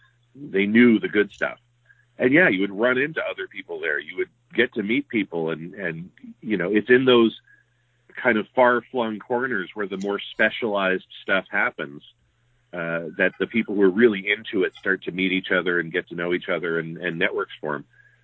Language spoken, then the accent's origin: English; Halifax, Nova Scotia, Canada; as a suburban, you know, white kid growing up in Clayton Park, just on the outskirts of the city